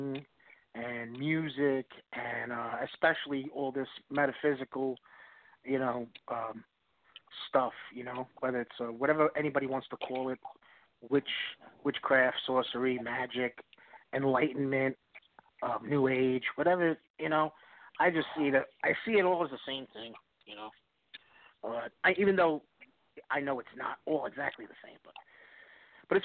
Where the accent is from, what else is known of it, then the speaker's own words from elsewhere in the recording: East Coast, United States; I'm from the East Coast, tri-state area, New York, New Jersey, Connecticut